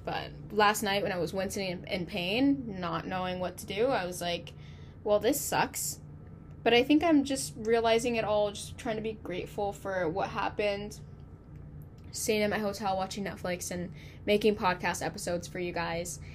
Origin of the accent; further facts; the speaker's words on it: California, United States; I'm from California